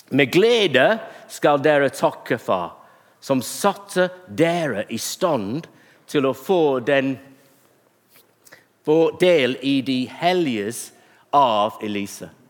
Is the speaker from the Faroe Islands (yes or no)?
no; England, United Kingdom; Norwegian is a second language; Men også at jeg er en engelskmann og